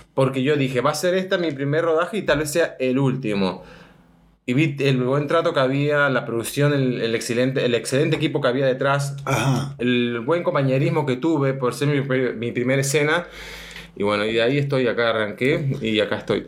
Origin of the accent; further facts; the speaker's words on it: San Rafael, Mendoza, Argentina; yo nací en San Rafael, Mendoza, en Argentina